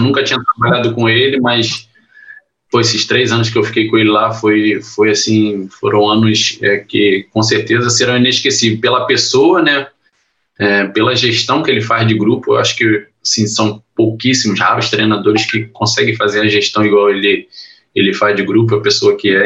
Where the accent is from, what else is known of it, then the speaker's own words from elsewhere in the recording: Rio de Janeiro, Brazil; also born or lived in Niterói; Na verdade, meus pais já, já, moravam em Bangu, né, na Vila Kennedy